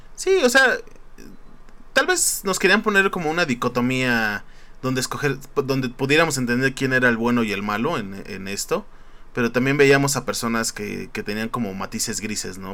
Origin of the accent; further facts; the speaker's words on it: Mexico; somos mexicanos